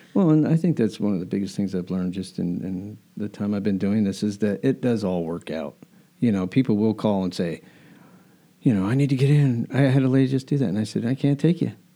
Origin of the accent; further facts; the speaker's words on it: Albuquerque, New Mexico, United States; now in Delaware, United States; I grew up in Albuquerque